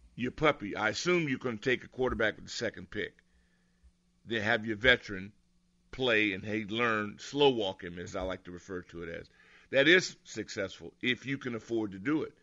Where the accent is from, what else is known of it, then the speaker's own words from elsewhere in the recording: Southern California, United States; moved away; I'm from Southern Cal